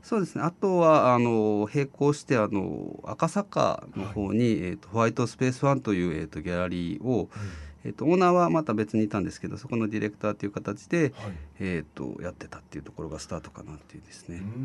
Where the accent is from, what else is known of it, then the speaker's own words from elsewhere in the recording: Nagaokakyo, Kyoto, Japan; moved away as an adult; also born or lived in Tokyo / Kansai; now in Fukuoka, Japan; 京都の長岡京というところなんですけど、はい、そこから大学で東京行って